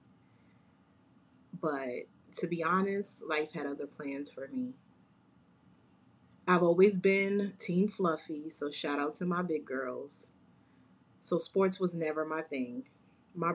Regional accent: Jersey City, New Jersey, United States; I'm a Jersey girl, born and raised in Jersey City, New Jersey.

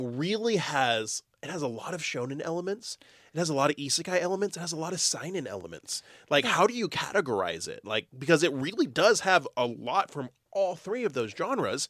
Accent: Texas, United States; I'm from Texas.

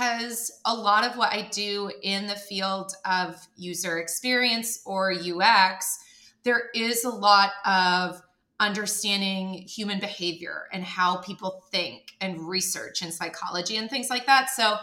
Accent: Canada; moved away as an adult; now in United States; I'm from Canada

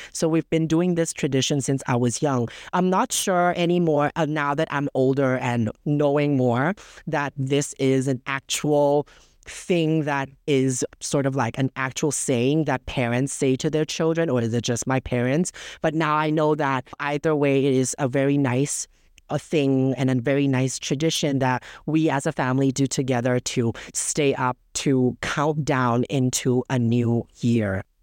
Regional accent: Bangkok, Thailand; I was born and raised in Bangkok

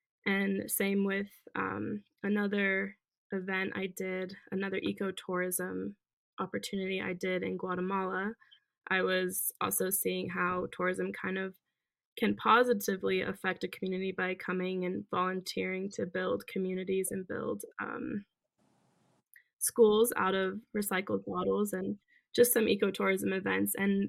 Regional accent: Germany; I grew up traveling a lot. So I was a military brat growing up in Germany.

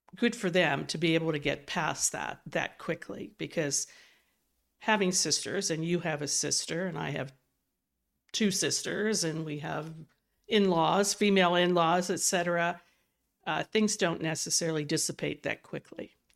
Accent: West Virginia, United States; coming from West Virginia

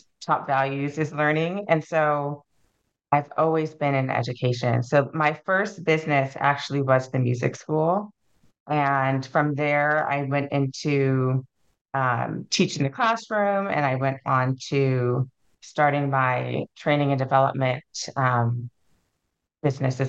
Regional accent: Alaska, United States; I'm from Alaska, was born and raised

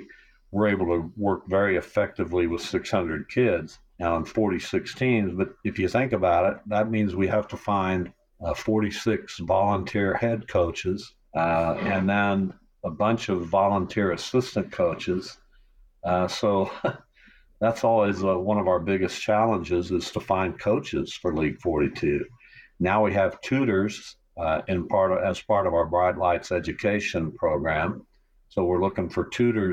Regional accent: Derby, Kansas, United States; also born or lived in Winfield, Kansas; now in Wichita, United States; I grew up in Derby.

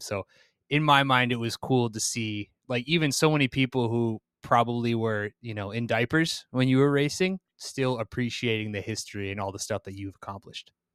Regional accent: East Coast of the United States, United States; I grew up on the East Coast of the, of the United States

